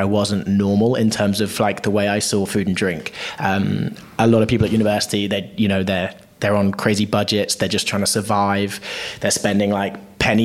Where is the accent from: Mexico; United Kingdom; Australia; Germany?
United Kingdom; Bristol, South West England; I grew up in actually just outside of a town called Bristol in the southwest of the UK.